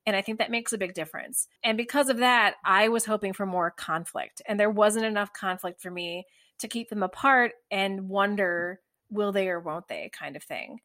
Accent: United States; as an American viewer

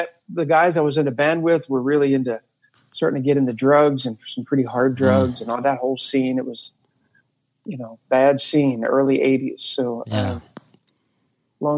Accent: Camden, New Jersey, United States; I was born right outside of Philadelphia, basically Philadelphia in Camden, New Jersey

